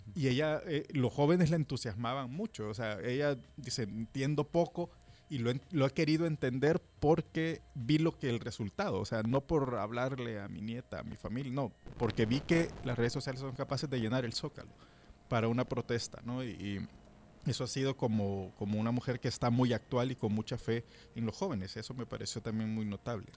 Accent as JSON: {"language": "Spanish", "country": "El Salvador", "said": "soy salvadoreño"}